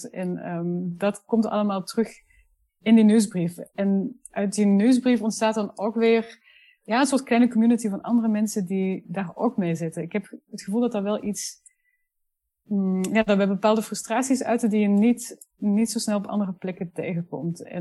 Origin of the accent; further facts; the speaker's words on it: Netherlands; accent: Flemish; now in Brussels, Belgium; ben uh, Nederlandse, maar dat hoor je niet zo heel goed meer, want ik woon al tien jaar in Brussel en ik heb een behoorlijk Vlaams accent gekregen.